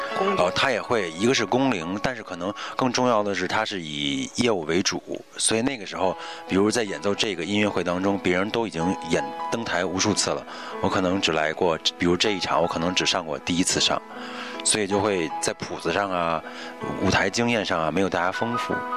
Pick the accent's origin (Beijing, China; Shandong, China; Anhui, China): Beijing, China; 作为北京人